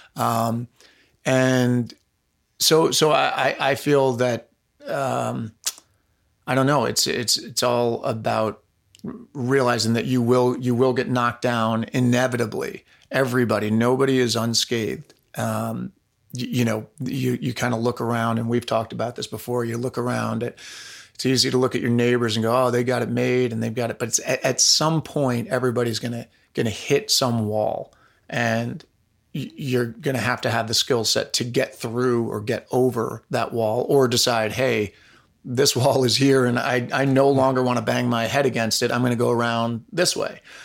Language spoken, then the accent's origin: English; Pound Ridge, New York, United States; I grew up in Pound Ridge, New York, which is in Westchester County, about an hour north of New York City